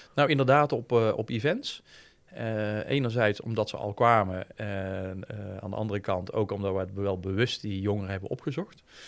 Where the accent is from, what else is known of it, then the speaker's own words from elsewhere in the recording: Breda, North Brabant, Netherlands; ik ben echt van Breda en van, van de regio